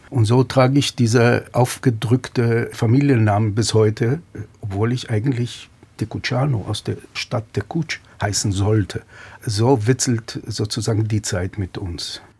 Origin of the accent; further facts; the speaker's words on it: Petah Tikva, Central District, Israel; bin 1956 in Petah Tikva in Israel geboren